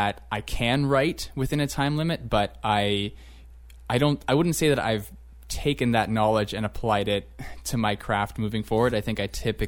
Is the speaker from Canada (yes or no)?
yes; St. Catharines, Ontario, Canada; moved away; I come from St. Catharines, which maybe the demographics have changed since I left there a number of years ago, but I definitely grew up being the visible majority